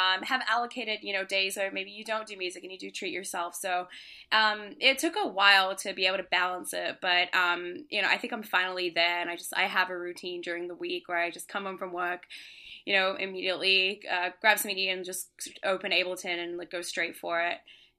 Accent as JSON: {"language": "English", "country": "Australia", "tie": "born or raised there", "also_born_or_lived": "Singapore", "lives_now": "Brooklyn, United States", "said": "Yeah, so I grew up in Singapore, Australia. I grew up in Australia and then Singapore. And then I actually came here for university."}